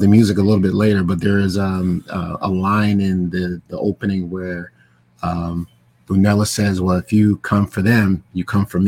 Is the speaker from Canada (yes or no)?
no; New York City, New York, United States; You know, I grew up in Brooklyn